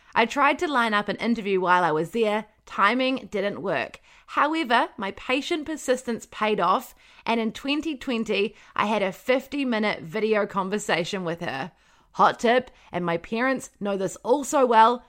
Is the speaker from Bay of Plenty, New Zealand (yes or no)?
no; Wellington, New Zealand; moved away as an adult; also born or lived in Palmerston North; I'm from Wellington, so it was quite close to home